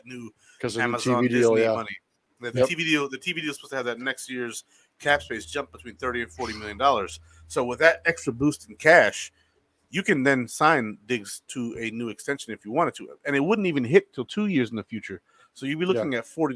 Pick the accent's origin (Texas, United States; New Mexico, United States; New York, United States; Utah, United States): New York, United States; Rochester; moved away as an adult; I was born at Highland Hospital in Rochester, New York. I grew up there, born and raised, lived my entire first 18 years there